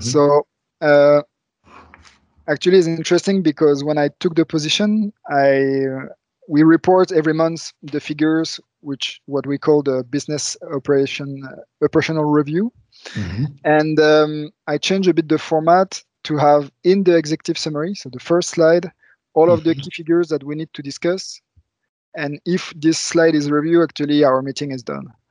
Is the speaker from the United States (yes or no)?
no; France; moved away as an adult; also born or lived in Luxembourg; now in Germany; I was raised in France